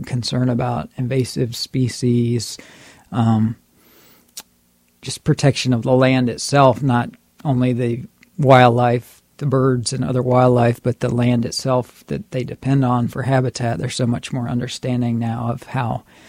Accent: Brevard County, Florida, United States; I have lived all my life in Florida. I grew up in Brevard County

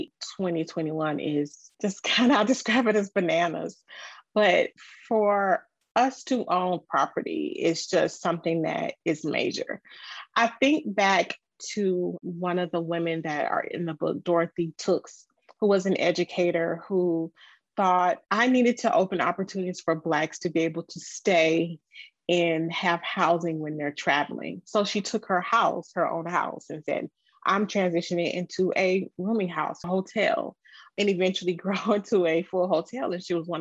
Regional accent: Jacksonville, Florida, United States; I grew up in Jacksonville, Florida.

